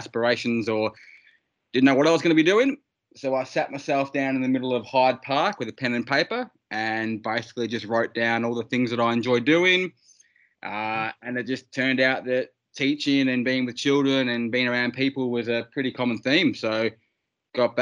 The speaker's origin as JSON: {"language": "English", "town": "Healesville", "region": "Victoria", "country": "Australia", "tie": "born or raised there", "said": "I grew up in the Yarra Valley, God's country, in a little town called Hillsville"}